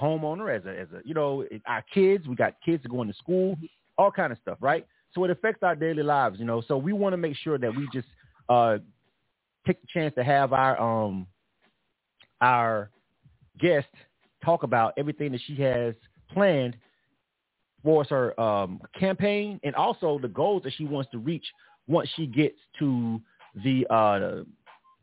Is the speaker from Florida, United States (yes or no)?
yes; Panama City, Florida, United States; in my hometown of Panama City, Florida